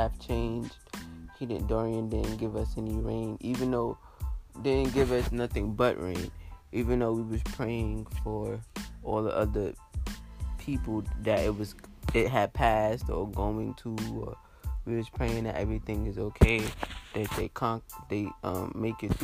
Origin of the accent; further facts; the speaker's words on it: New York, United States; moved away; I'm from New York.